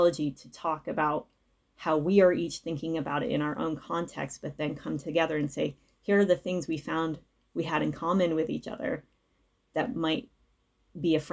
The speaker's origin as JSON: {"language": "English", "town": "Providence", "region": "Rhode Island", "country": "United States", "tie": "born or raised there", "also_born_or_lived": "Chicago", "moved": "as an adult", "said": "I'm actually from the Providence area."}